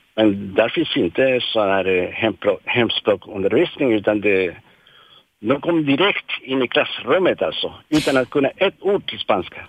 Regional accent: Chile; moved away as an adult; now in Sweden; jag är från Chile

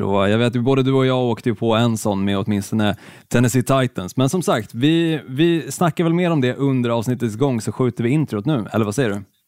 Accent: Helsingborg, Skåne, Sweden; Även fast jag är född i Skåne, jag är född i Helsingborg, så är jag ju fruktansvärt dålig på att härma skånska

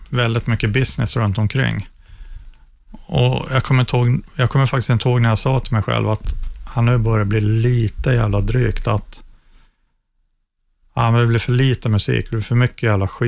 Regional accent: Norrland, Sweden; ja men det är väl kanske min norrländska tjurighet där, att jag, jag ger inte upp

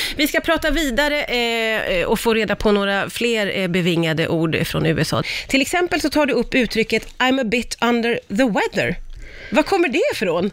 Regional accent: Sweden; vi svenskar

